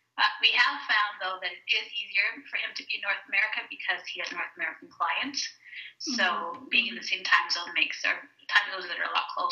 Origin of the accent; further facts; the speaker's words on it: Jamaica; moved away; It was a very big change for them, though, because we moved there from Jamaica.